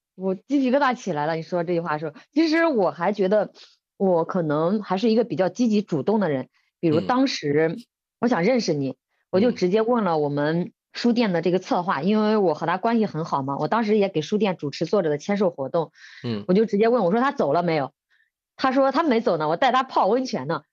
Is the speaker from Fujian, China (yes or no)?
no; Bozhou, Anhui, China; moved away as an adult; 我们安徽亳州是这个中药材之乡，就是很多的中药材